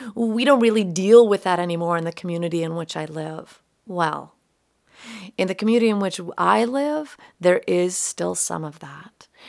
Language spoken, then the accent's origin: English; Minot, North Dakota, United States; growing up in Minot, North Dakota